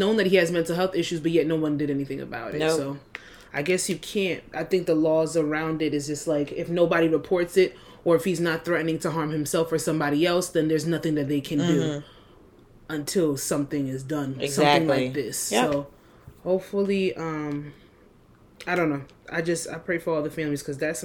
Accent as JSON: {"language": "English", "town": "West Orange", "region": "New Jersey", "country": "United States", "said": "I'm from West Orange"}